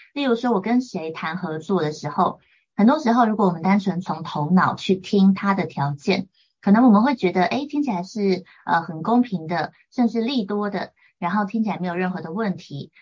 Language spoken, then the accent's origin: Chinese; Taiwan; 我从小就是在眷村家庭长大，所以我跟家人的，呃，行事风格啊、性格等等都有很大的落差